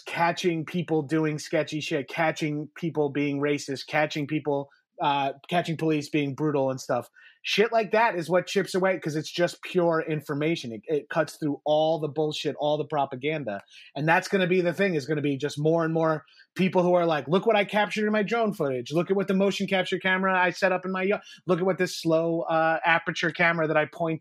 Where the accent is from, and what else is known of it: Long Island, New York, United States; born or raised there